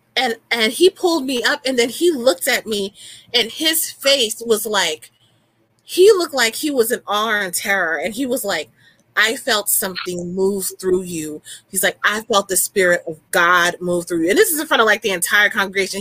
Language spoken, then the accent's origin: English; New Orleans, Louisiana, United States; I'm from New Orleans, so the root working is like natural to me